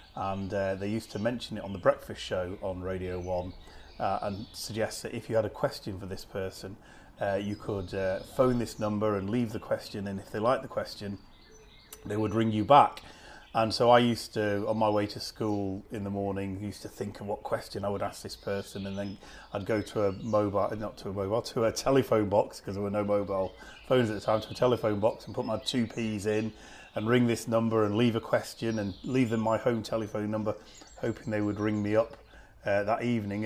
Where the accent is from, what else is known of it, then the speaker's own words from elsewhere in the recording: Preston, North West England, United Kingdom; when I was growing up in Preston